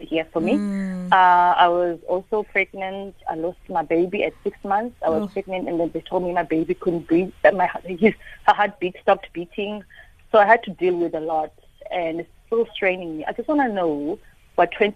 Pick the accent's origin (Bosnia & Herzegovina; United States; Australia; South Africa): South Africa; Port Alfred, Eastern Cape; now in East London, South Africa; I was born in Port Alfred